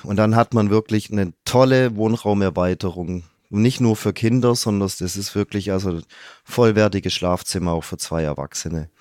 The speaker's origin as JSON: {"language": "German", "town": "Stuttgart", "region": "Baden-Württemberg", "country": "Germany", "tie": "born or raised there", "said": "als ganz gebürtiger Stuttgarter"}